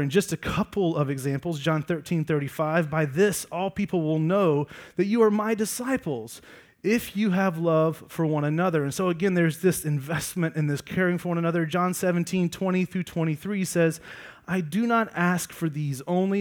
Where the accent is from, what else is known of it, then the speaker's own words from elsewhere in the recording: Georgia, United States; I grew up in Georgia